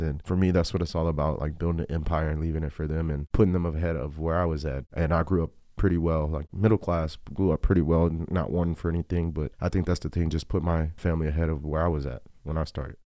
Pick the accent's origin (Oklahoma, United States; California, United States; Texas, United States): Texas, United States; El Paso; born or raised there; also born or lived in Virginia